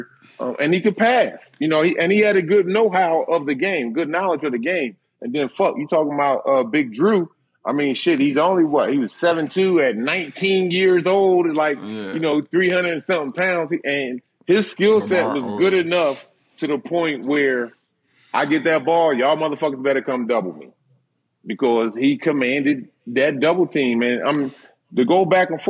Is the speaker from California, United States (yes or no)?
no; Philadelphia, Pennsylvania, United States; growing up in Philly, we didn't have it all.